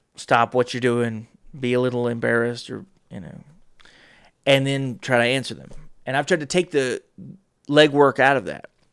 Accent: North Carolina, United States; I'm from North Carolina.

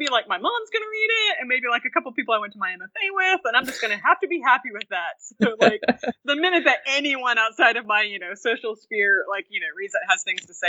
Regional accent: Oklahoma, United States; I'm from Oklahoma

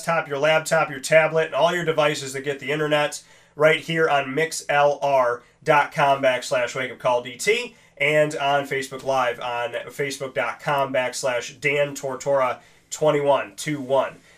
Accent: United States; So I am American. I was born in America, but my blood that makes me this nice olive complexion, that blood is of Spain and of Italy

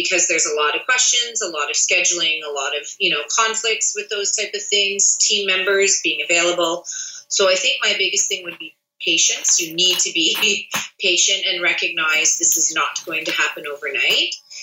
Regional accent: Unionville, Ontario, Canada; I grew up in Unionville

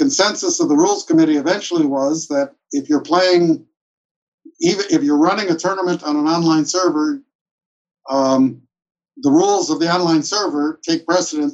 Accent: Chicago, Illinois, United States; moved away as an adult; also born or lived in Minnesota / Wisconsin; now in Nevada, United States; I'm originally from Chicago

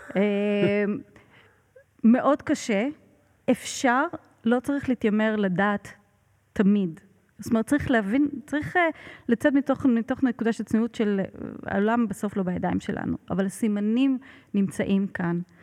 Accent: Israel; moved away as an adult; also born or lived in Italy; שהגעתי מישראל

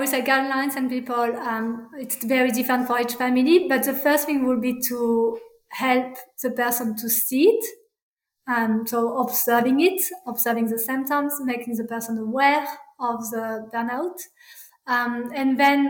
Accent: France; English is a second language; moved away as an adult; now in Australia; I said, I'm French. And I said, oh, I said it. I like to say, actually, I was born in French because I am not French. That's not who I am. … A part of me is born in France and cultural France.

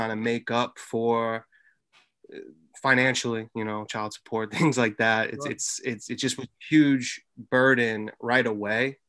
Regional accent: Long Island, New York, United States; 30 years old, born and raised in Long Island.

